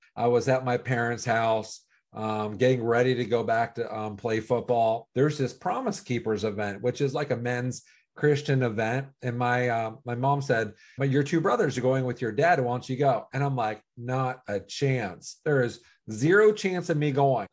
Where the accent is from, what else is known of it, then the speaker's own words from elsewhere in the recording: Cincinnati, Ohio, United States; also born or lived in Pittsburgh; I was born in Pittsburgh. I was raised in Cincinnati